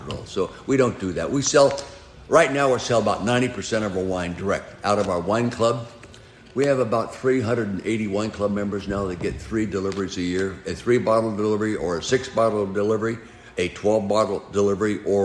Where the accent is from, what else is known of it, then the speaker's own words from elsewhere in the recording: Calistoga, California, United States; born and raised in Calistoga